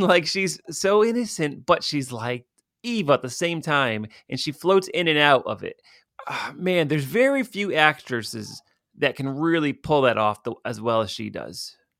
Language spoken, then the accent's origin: English; Stamford, Connecticut, United States; my hometown of Stamford, Connecticut